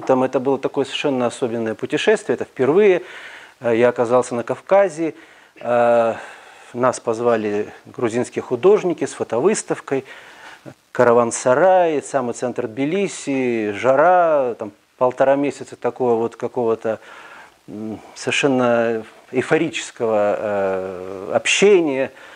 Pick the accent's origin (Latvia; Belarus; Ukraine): Belarus; Minsk; Мы все белорусы, минчане